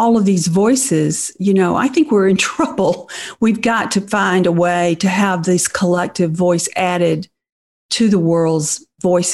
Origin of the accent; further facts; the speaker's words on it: Deep South, United States; growing up in the Deep South in pre-feminism. Mm-hmm. I was raised in a small town